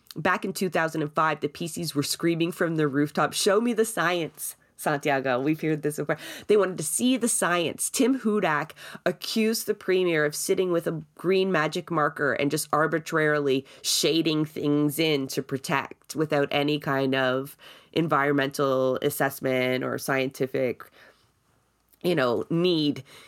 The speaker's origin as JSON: {"language": "English", "town": "Toronto", "region": "Ontario", "country": "Canada", "tie": "born or raised there", "said": "I grew up in Scarborough as well"}